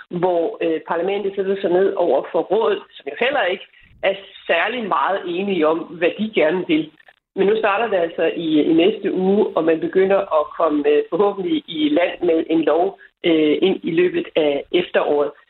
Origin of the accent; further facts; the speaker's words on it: Denmark; hjemme i Danmark